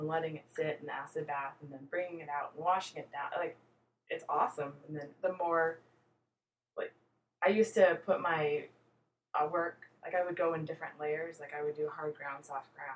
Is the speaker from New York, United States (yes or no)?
yes; West Point, New York, United States; moved away; also born or lived in Indiana / Alabama / Maryland / Boston; We moved to New York because my mom is born and raised in New York